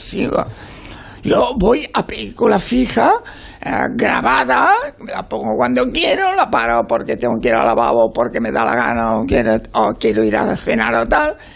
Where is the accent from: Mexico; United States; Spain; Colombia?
Spain; Catalonia; yo vengo y nací en la República Catalana, en el 36